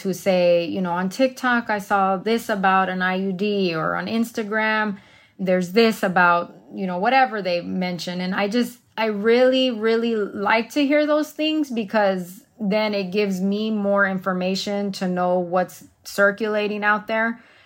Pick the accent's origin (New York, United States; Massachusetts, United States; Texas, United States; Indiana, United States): Texas, United States; now in Arizona, United States; as a Latina growing up in Texas